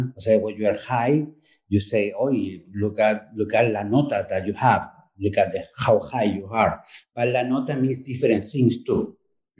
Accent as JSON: {"language": "English", "country": "Chile", "second_language": "English", "moved": "as an adult", "lives_now": "New York, United States", "said": "I'm a two-spirit transgender author and performer. Originally, I come from Chile, and I've been living in New York since the last century, 1995."}